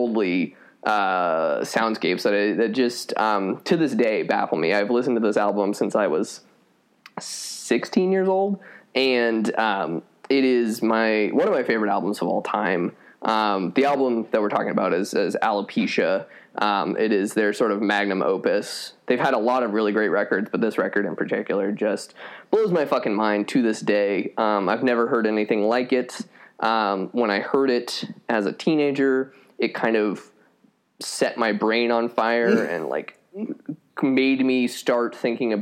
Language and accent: English; Colorado Springs, Colorado, United States; moved away; I grew up in Colorado Springs, which is the evangelical capital of the world.